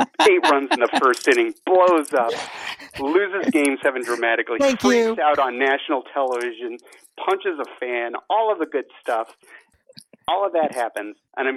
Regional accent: Northern California, United States; also born or lived in Chicago; now in Connecticut, United States; I wasn't born in California. I grew up in California. And then spent 30 years in Chicago.

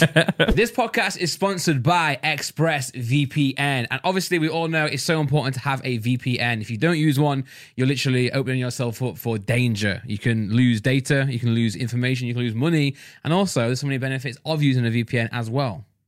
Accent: Nottingham, East Midlands, United Kingdom; accent: East Midlands; I'm from Not, Nottingham.

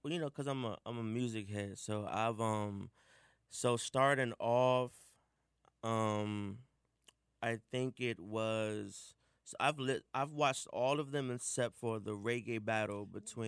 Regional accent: Washington, District of Columbia, United States; I grew up in the United House of Prayer for All People. Um, if you're in DC, you know, you pretty much know about it. Mm-hmm. You know, we have huge parades every 30th of May. We shut down Northwest

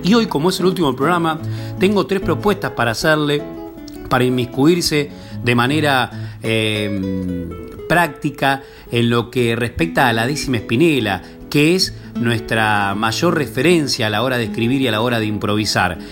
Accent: Dolores, Buenos Aires Province, Argentina; mi pueblo, de Dolores

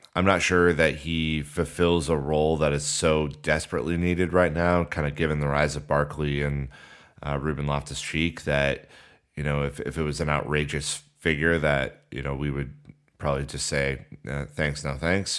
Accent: United States; as an American

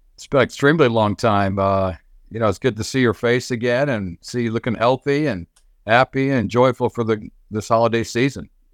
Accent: Chicago, Illinois, United States; being my hometown

